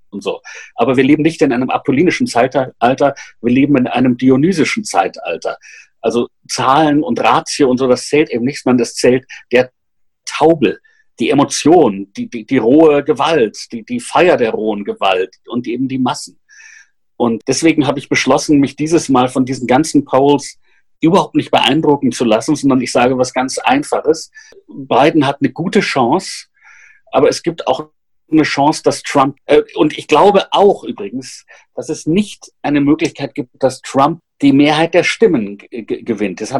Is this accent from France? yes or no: no; Austria; Ich bin ja in Österreich aufgewachsen in den 70er Jahren.